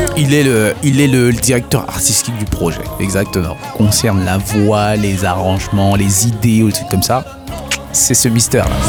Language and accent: French; Haiti; first language Haitian Creole; chez nous en Haïti